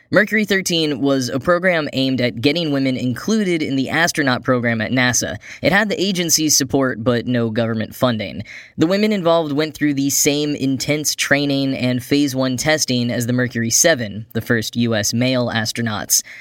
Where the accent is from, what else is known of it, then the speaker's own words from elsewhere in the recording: Grapevine, Texas, United States; Wally Funk is from my hometown, probably the first person from Grapevine, Texas to go to space